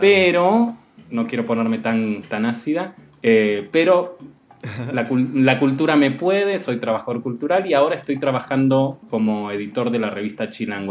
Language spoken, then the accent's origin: Spanish; Argentina; moved away as an adult; now in Mexico City, Mexico; venir de Argentina